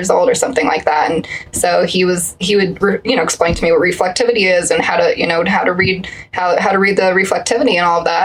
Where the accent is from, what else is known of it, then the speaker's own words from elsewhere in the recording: Colorado Springs, Colorado, United States; growing up in Colorado Springs, we get a lot of just wild extremes of weather